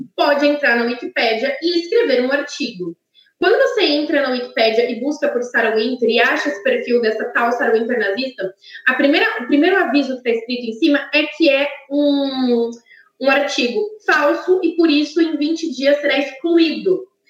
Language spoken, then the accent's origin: Portuguese; São Carlos, São Paulo, Brazil; na cidade onde eu nasci, em São Carlos, já é muito frio